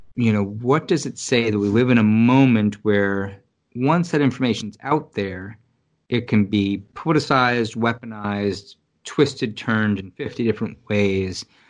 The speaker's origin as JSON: {"language": "English", "town": "New York City", "region": "New York", "country": "United States", "said": "being a New Yorker"}